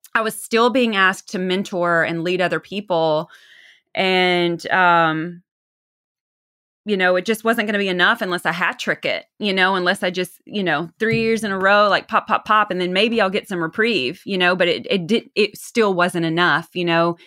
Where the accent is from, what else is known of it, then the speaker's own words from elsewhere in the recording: the South, United States; accent: twang; now in Los Angeles, United States; I'm from the South originally, hence that twang